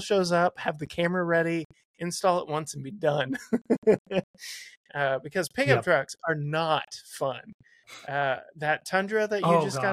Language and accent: English; Texas, United States; I'm from Texas